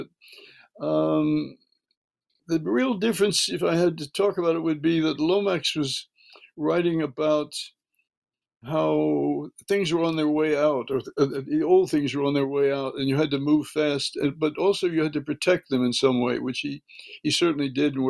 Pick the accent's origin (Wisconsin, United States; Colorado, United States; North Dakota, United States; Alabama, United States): Alabama, United States; Birmingham; from early childhood, I was raised in Birmingham, Alabama.